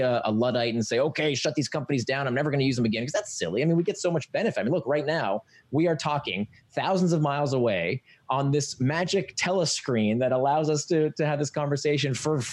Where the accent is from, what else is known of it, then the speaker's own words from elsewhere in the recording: Florida, United States; I grew up in Florida, so we were always at the swimming pool